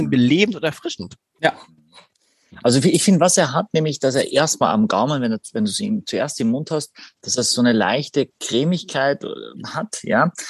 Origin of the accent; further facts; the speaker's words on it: Carinthia, Austria; Es gibt auch einen Ort tatsächlich in meiner Heimat Kärnten, ganz im Norden, am Großglockner, der heißt Heiligen Blut.